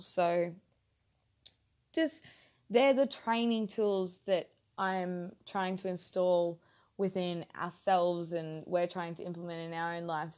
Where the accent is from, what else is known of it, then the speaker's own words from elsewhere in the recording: Mackay, Queensland, Australia; moved away as an adult; now in North Queensland, Australia; I'm originally from Mackay, down south, just a little bit down south